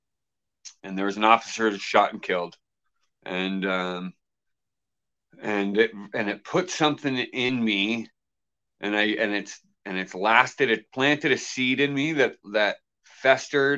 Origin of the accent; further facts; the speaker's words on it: Halifax, Nova Scotia, Canada; I grew up in Halifax